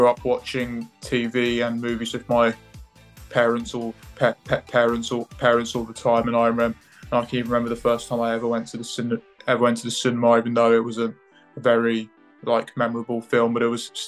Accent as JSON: {"language": "English", "region": "England", "country": "United Kingdom", "tie": "born or raised there", "also_born_or_lived": "Cambridge / Lewes", "said": "I was born in Cambridge. I've moved to Lewis. I've grew up in England."}